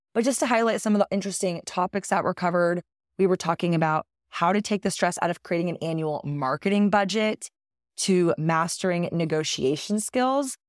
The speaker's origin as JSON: {"language": "English", "region": "Texas", "country": "United States", "tie": "born or raised there", "said": "It is my home state"}